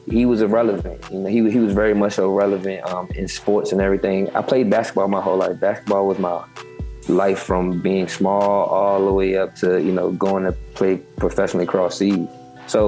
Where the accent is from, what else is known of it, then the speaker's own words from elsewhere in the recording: Richmond, Virginia, United States; I'm from Richmond, Virginia